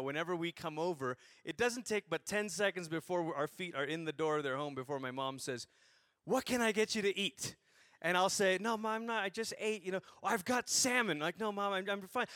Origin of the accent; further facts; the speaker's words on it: Malaysia; I grew up in Malaysia, so not Greece.